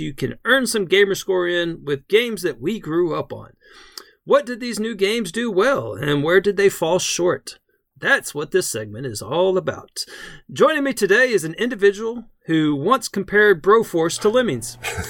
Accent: Texas, United States; I grew up in Texas, and we only had like

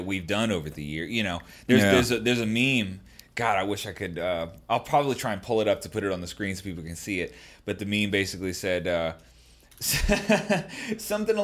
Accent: Baltimore, Maryland, United States; I'm from Baltimore

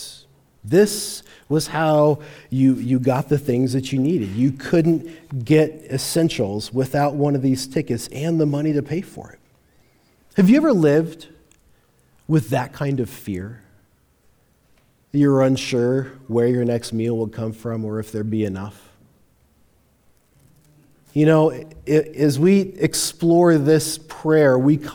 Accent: Longmont, Colorado, United States; I grew up in Longmont.

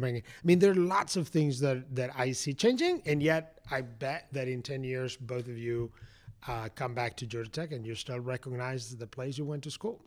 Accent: Madrid, Community of Madrid, Spain; moved away as an adult; now in Atlanta, United States; I grew up in Spain. I went to college in Spain

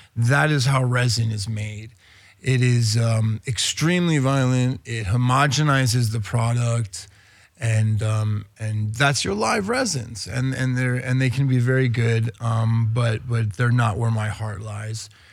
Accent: Spain; also born or lived in New York; now in Los Angeles, United States; I was born in New York, emigrated to Spain when I was very young. I was eight. Having grown up in Spain

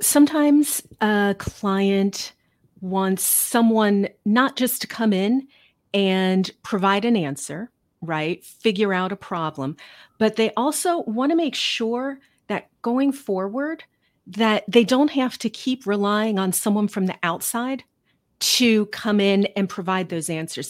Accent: Cincinnati, Ohio, United States; moved away as an adult; also born or lived in New York City / Chicago; now in Manchester, United States; I grew up in Cincinnati

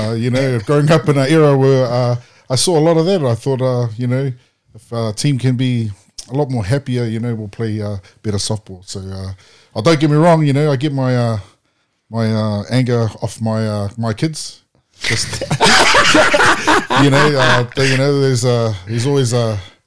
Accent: Wellington, New Zealand; I was brought up in Wellington

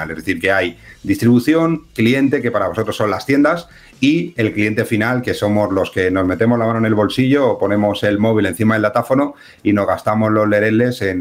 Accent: Massachusetts, United States; Soy eh, de Massachusetts.

